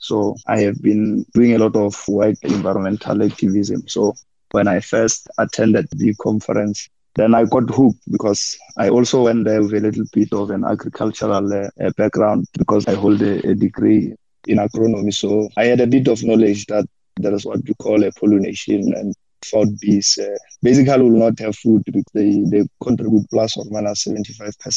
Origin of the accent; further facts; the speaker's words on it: North West, South Africa; now in Pretoria, South Africa; I'm based originally from Northwest in a village called Maguluga.